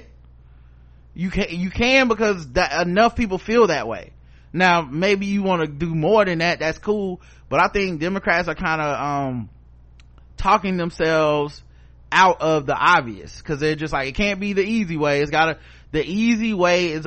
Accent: the South, United States; I'm from the South

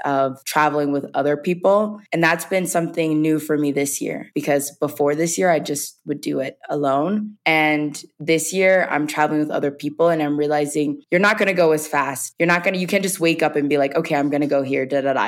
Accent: Covington, Georgia, United States; moved away as an adult; I'm from Covington, Georgia. I'm a country girl. It's a real small town

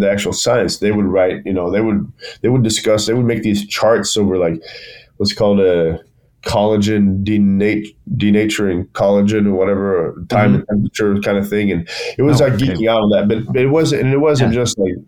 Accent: Bergen, Vestland, Norway; back home in my hometown of Bergen in Norway

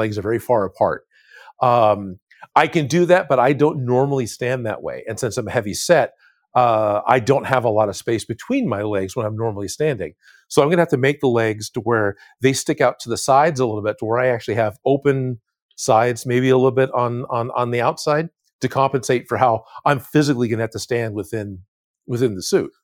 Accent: East Bay, California, United States; I grew up in the Bay Area of California. So, I was on, on the East Bay, uh, near, near Oakland and, and, and Hayward, uh, California.

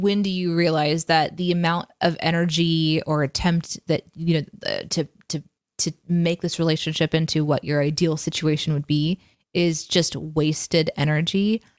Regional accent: Midwest, United States; I am from the Midwest

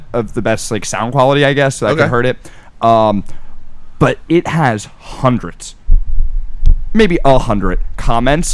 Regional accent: New Jersey, United States; moved away as an adult; now in Philadelphia, United States; I'm from New Jersey.

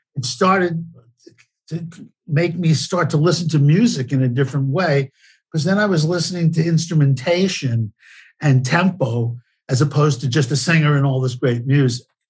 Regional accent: New York City, New York, United States; I was born and raised in the Bronx, New York

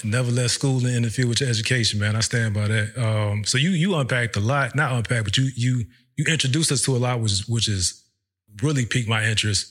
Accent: Virginia, United States; moved away as an adult; We're from Virginia

